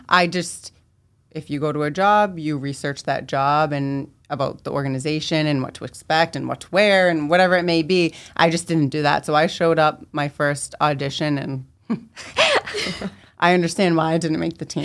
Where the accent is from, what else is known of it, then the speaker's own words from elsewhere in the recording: Medford, Massachusetts, United States; raised in Medford, Mass.